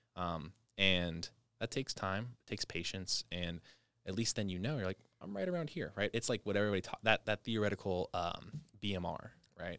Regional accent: Las Vegas, Nevada, United States; Vegas native

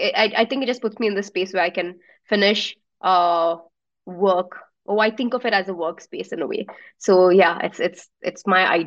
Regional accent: Abu Dhabi, United Arab Emirates; also born or lived in Melbourne; now in Bangalore, India; Like, I was born and brought up in Abu Dhabi, and I still think of it as home, even though I've not been back for ages and everyone really has left now. And Melbourne was for studying and I stayed there for a bit longer

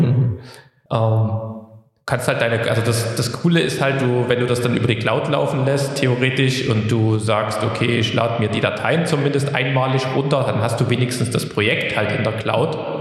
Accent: Plauen, Saxony, Germany; now in Dresden, Germany; meine Heimat Plauen

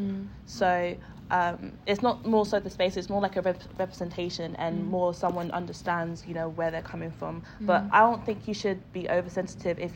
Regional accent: Ipswich, East of England, United Kingdom; now in London, United Kingdom; we grew up in Ipswich

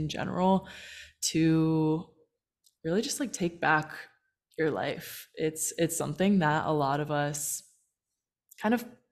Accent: United States; now in Puerto Vallarta, Mexico; I'm from the States, and I'm now based in Puerto Vallarta.

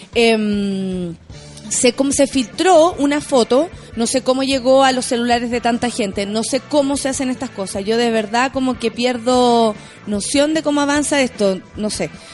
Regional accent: Chile; Contenta de estar aquí en Chile, en mi país.

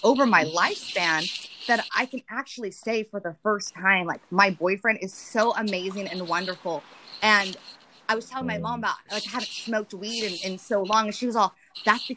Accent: Deep South, United States; accent: southern; moved away; my southern accent comes out, because I lived in the south

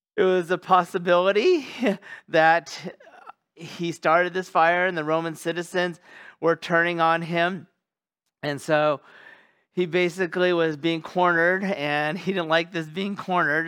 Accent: California, United States; moved away; my home state of California

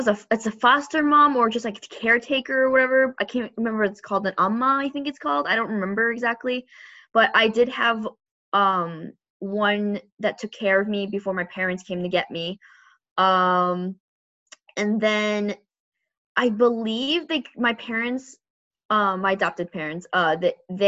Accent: Illinois, United States; also born or lived in Changsha, China; I'm from Illinois. I was adopted from Changsha, China, officially in 1998.

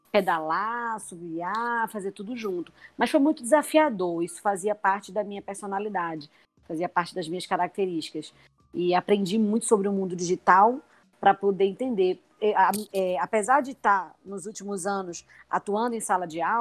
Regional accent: Pernambuco, Brazil; É, eu sou, como eu falei, né, eu sou pernambucana e resolvi é, apostar no meu negócio aqui.

